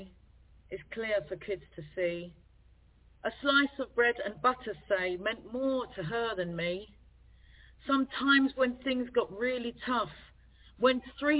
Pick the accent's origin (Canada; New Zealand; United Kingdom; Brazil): United Kingdom; London; accent: Cockney; my roots, I'm Trinidadian, Irish, and born in East London. So in the sound of bow bells, that makes me Cockney.